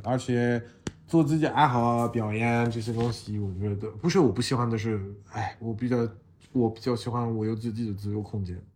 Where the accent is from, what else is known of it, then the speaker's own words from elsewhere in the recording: France; Chinese is a second language; now in Shanghai, China; 我是来自法国，呃，长期住在上海